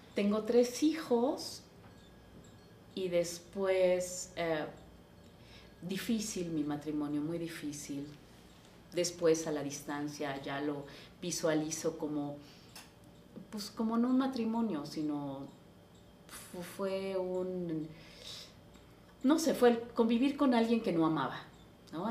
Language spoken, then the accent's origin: Spanish; Taxco, Guerrero, Mexico; yo nací en Tasco